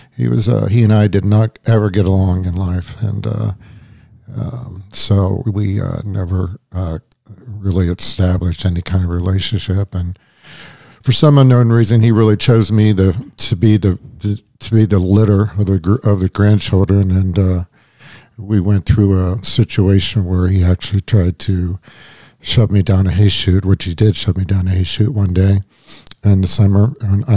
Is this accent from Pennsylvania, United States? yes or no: yes; Washington, Pennsylvania, United States; I grew up in Washington, Pennsylvania, outside of Pittsburgh